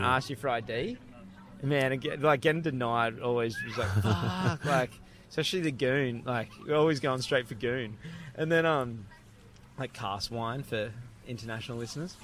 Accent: Gold Coast, Queensland, Australia; I grew up on the Gold Coast

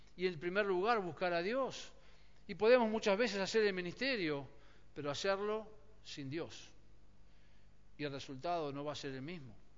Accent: Argentina; Nosotros somos, Argentina es un país eh, profundamente católico en su mayoría

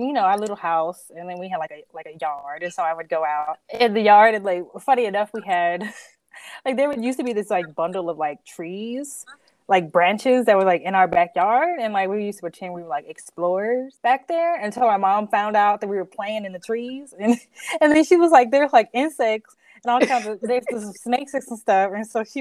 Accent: Hot Springs, Arkansas, United States; moved away as an adult; now in Columbus, Ohio, United States; I'm from Arkansas, from the South. And so I'm originally from Hot Springs, Arkansas

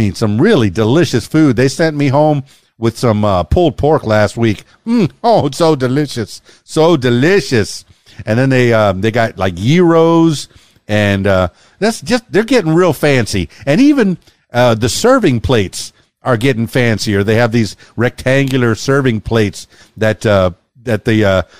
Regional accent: Florida Keys, United States; now in Conway, United States; I'm from the Florida Keys

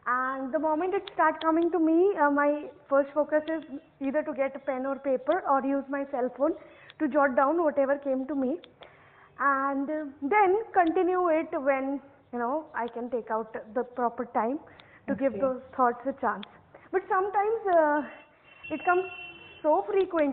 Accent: Bhopal, Madhya Pradesh, India; moved away as an adult; now in Hyderabad, India; I've been born and brought up in Bhopal, but right now I'm working with a company named

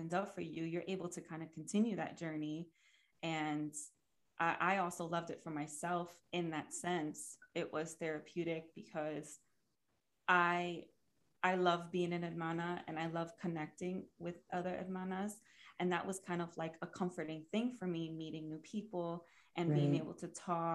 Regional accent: Pennsylvania, United States; moved away as an adult; also born or lived in New York City; I'm originally from Pennsylvania

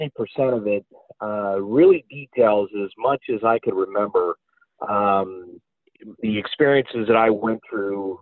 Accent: Buffalo, New York, United States; moved away as an adult; now in Philadelphia, United States; I grew up in Buffalo, New York, just outside of Buffalo, New York

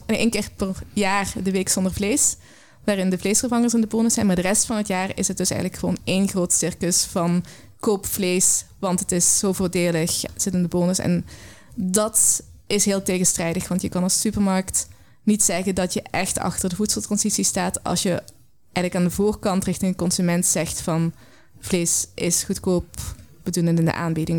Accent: Belgian Limburg, Flanders, Belgium; now in Netherlands; Ik ben eh, opgegroeid in een klein Belgisch Limburgs

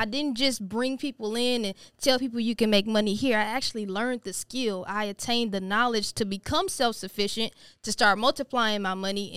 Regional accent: Missouri City, Texas, United States; Born and raised in Houston, Texas

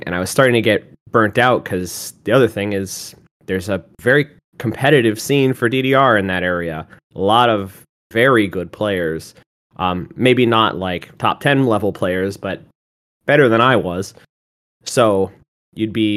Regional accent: Massachusetts, United States; moved away; I'm originally from Massachusetts

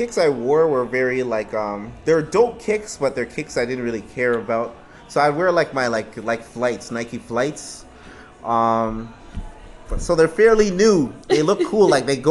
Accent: Canada; And I'm Canadian

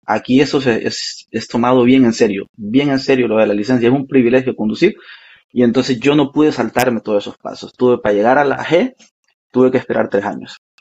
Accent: Honduras; moved away as an adult; now in Canada; yo soy orgullosamente de Honduras, Centroamérica

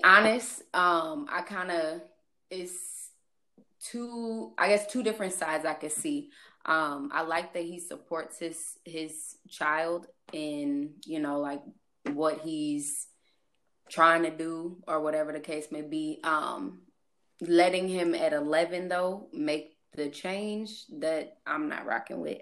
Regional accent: St. Charles, Missouri, United States; I am from St. Louis. Um more specific, St. Charles area, if y'all noticed my accent

